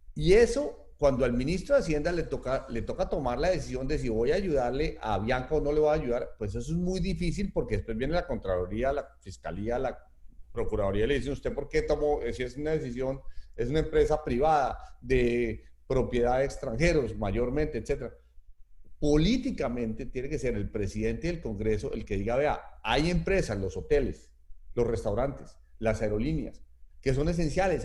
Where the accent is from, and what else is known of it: Colombia